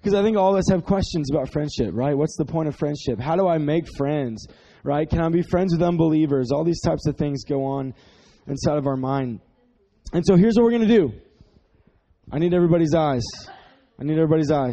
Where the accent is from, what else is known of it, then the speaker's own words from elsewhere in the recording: Dallas, Texas, United States; we are from Dallas, so we're not from the country.